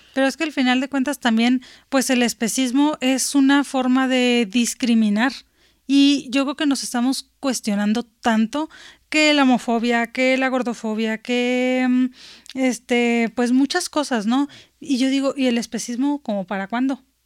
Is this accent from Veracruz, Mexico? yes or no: no; Sinaloa, Mexico; moved away; yo soy este, de Sinaloa